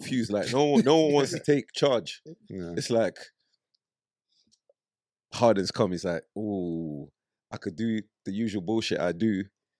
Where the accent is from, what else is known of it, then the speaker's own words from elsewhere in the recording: London, United Kingdom; also born or lived in Nigeria; I grew up in Brixton